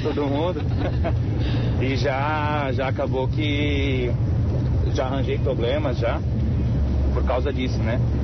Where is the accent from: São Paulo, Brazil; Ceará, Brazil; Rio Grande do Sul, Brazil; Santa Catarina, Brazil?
Santa Catarina, Brazil; Camboriú; Eu sou de Camboriú, mas tô no trecho, tô tá na rodagem, tô aqui em Rio do Sul